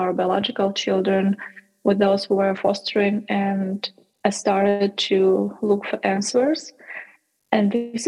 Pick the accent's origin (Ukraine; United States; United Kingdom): Ukraine; to Ukraine, to my home country.